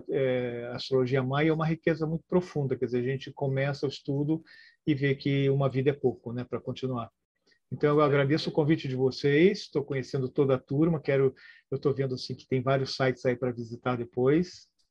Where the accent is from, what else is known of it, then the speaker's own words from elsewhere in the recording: Rio de Janeiro, Brazil; born there; also born or lived in Porto Alegre / São Paulo; eu nasci no Rio de Janeiro, depois me mudei para Porto Alegre, estou aqui no interior de São Paulo.